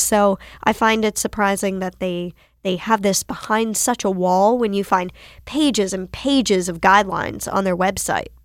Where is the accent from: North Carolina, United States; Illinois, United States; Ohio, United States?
North Carolina, United States; Winston-Salem; I grew up in North Carolina. I grew up in Winston-Salem.